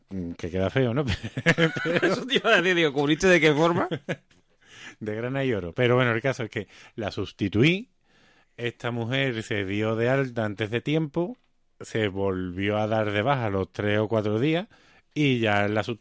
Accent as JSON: {"language": "Spanish", "town": "Seville", "region": "Andalusia", "country": "Spain", "also_born_or_lived": "United States", "accent": "Sevillian"}